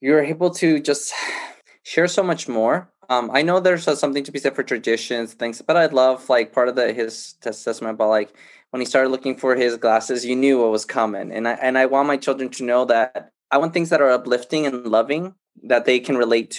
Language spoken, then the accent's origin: English; El Salvador; I was born in El Salvador, and when I was little, my parents came to the States, and so I was raised by my grandma and grandpa